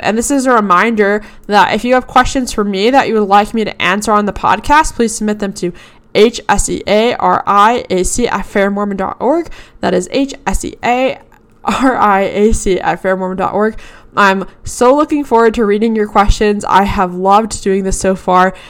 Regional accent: Boston, Massachusetts, United States; I'm from Boston, Massachusetts area

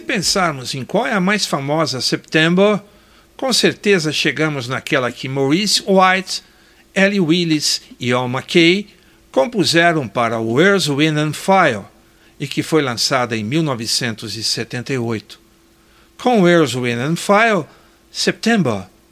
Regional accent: Botucatu, São Paulo, Brazil; Setembro me leva para a infância, lembrando dos desfiles do 7 de setembro nas escolas onde a gente estudava com bandas marciais em Botucatu, minha terra natal

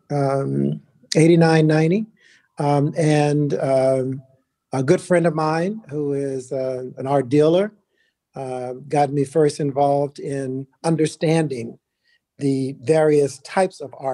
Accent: New York, United States; given that I came from New York, from you know decades in New York to just years in DC

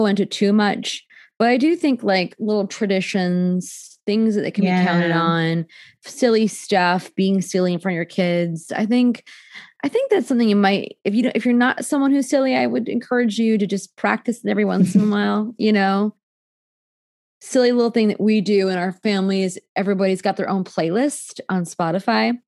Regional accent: New Jersey, United States; I'm from Jersey

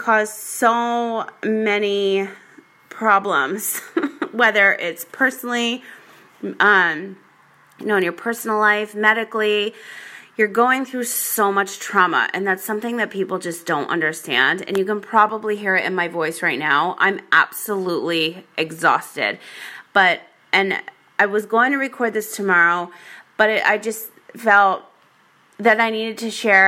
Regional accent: Rhode Island, United States; also born or lived in Las Vegas, Nevada; now in San Diego, United States; I grew up in Rhode Island.

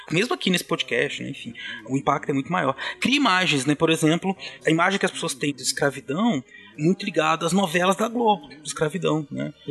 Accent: São Paulo, Brazil; Ele é um caiçara como eu.

